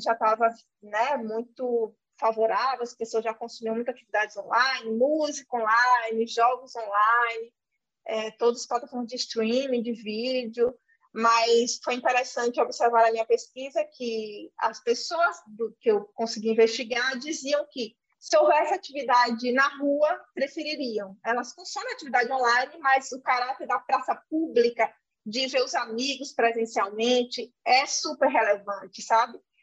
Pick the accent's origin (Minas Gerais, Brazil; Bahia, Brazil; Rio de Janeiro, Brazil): Bahia, Brazil; Senhor do Bonfim; eu sou sertaneja, eu sou natural de uma cidade chamada Senhor do Bonfim, que fica no semiárido